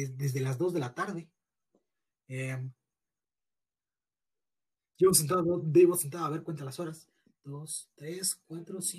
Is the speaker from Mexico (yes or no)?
yes; Mexico City, Mexico; nosotros no somos de ninguna pandilla solo somos normales de la Ciudad de México.